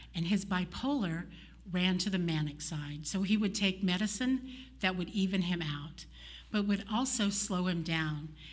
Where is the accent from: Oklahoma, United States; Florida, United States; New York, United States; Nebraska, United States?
Oklahoma, United States; moved away; I'm from Oklahoma